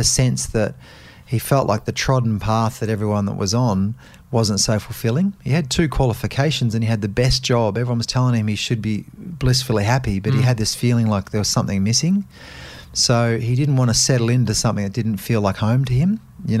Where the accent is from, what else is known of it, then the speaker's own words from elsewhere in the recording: Melbourne, Victoria, Australia; born there; now in Gold Coast, Australia; I now live on the Gold Coast and I work down here a lot, but I was born in Melbourne. So I was born in Preston into a family that were, you know, a hardworking dad and an honest mum